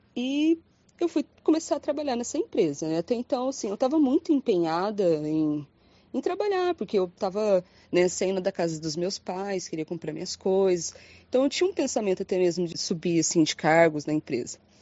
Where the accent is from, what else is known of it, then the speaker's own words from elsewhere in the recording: Londrina, Paraná, Brazil; Eu sou de Londrina, Paraná